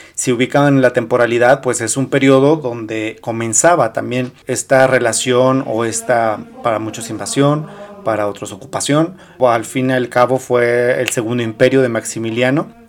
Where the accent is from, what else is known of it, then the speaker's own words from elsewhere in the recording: Zacatecas, Mexico; soy historiador y soy zacatecano